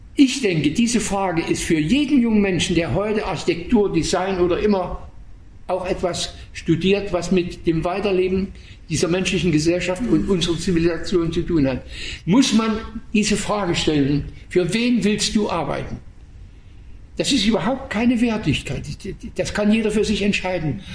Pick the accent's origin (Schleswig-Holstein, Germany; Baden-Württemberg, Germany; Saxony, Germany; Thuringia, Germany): Saxony, Germany; Waldheim; moved away; in Waldheim, meiner, Heimat, meiner Heimatstadt